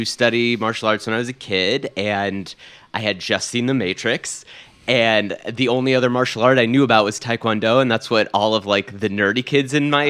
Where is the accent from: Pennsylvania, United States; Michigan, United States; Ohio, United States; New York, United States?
Ohio, United States; Cincinnati; So I grew up in Cincinnati, Ohio